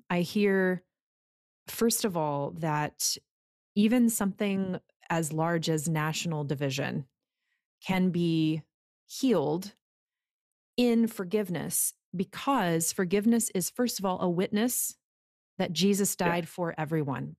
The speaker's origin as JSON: {"language": "English", "country": "United States", "said": "being an American"}